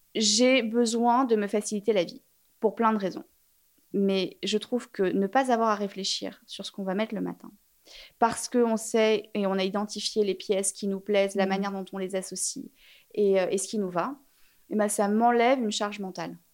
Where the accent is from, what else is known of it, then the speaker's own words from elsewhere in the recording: Paris, Île-de-France, France; J'ai grandi à Paris